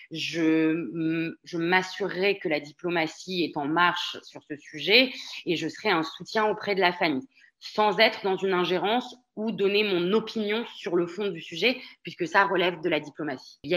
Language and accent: French; France; moved away as an adult; je suis une vraie Française de l'étranger. Je suis partie de France à 23 ans.